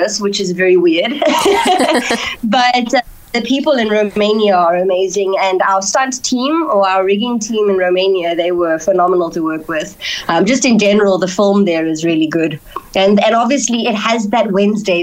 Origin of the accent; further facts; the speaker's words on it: Cape Town, Western Cape, South Africa; I'm born and raised in Fisher, Cape Town